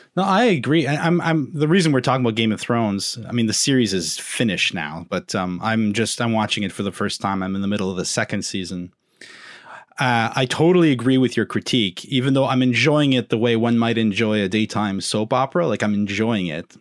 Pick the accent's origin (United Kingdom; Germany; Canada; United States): Canada; Southern Ontario; I'm a Southerner